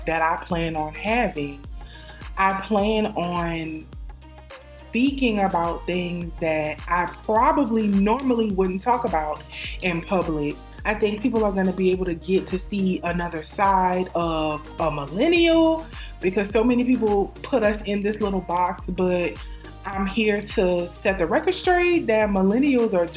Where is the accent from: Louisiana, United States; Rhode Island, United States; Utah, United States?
Louisiana, United States; New Orleans; I am from New Orleans, Louisiana, the best city in the state